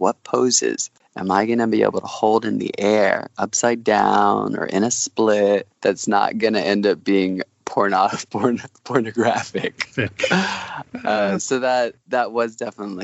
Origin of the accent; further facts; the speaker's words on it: Oklahoma, United States; moved away as an adult; now in Los Angeles, United States; I grew up in Oklahoma